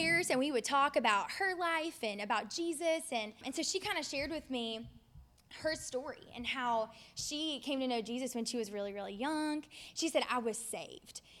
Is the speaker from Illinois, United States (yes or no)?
no; Ocean Springs, Mississippi, United States; moved away as an adult; also born or lived in Oxford, Mississippi; now in Jackson, United States; I'm from Ocean Springs, Mississippi.